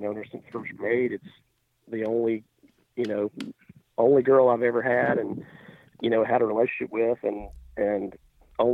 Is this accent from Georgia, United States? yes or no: no; Alabama, United States; I grew up in Alabama, and started hunting with my grandfather when I was, oh gosh, I think 5 or 6